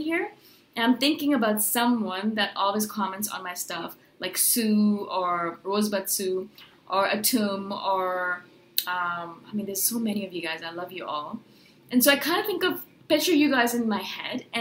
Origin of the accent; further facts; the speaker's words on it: India; I am brown, I'm Indian